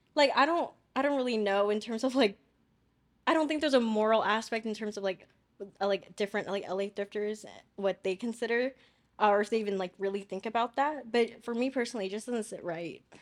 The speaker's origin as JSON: {"language": "English", "town": "Chino Hills", "region": "California", "country": "United States", "said": "where I live, 'cause I'm from Chino Hills"}